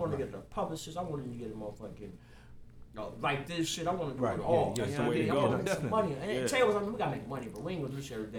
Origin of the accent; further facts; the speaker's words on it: Akron, Ohio, United States; growing up in the 90s, the East Side was my neighborhood.